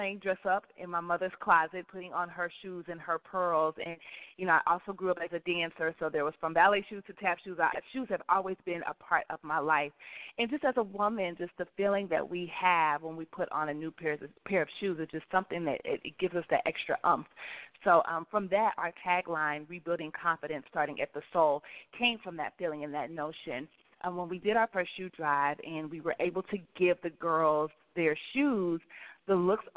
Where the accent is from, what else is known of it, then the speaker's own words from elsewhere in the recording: Kansas City, Missouri, United States; We're both from Kansas City, Missouri